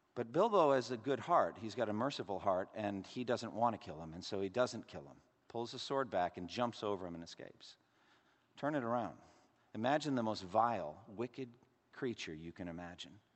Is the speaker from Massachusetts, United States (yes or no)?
yes; Massachusetts, United States; my home state, Massachusetts